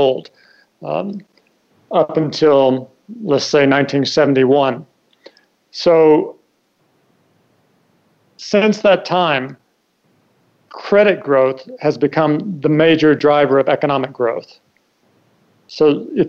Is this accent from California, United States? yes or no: no; Kentucky, United States; moved away as an adult; also born or lived in Hong Kong / Washington; I grew up in Kentucky